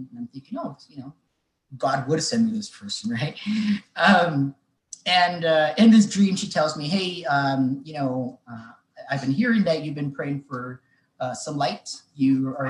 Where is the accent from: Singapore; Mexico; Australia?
Mexico; moved away; I grew up in Mexico